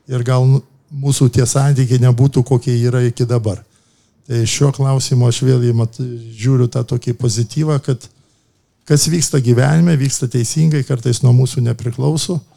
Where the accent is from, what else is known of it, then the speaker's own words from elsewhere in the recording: Kaunas, Kaunas County, Lithuania; esu kaunietis, esu žalgyrietis